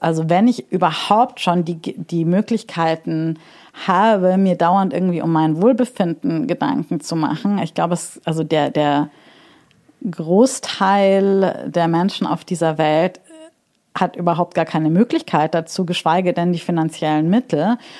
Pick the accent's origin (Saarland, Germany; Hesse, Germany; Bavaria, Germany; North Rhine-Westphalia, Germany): Bavaria, Germany; Munich; moved away as an adult; now in Berlin, Germany; ich komme ja aus München